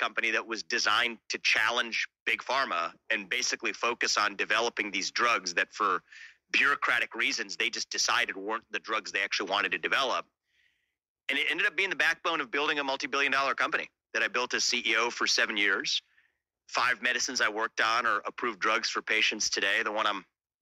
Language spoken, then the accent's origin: English; Cincinnati, Ohio, United States; now in Columbus, United States; I was born in Cincinnati, Ohio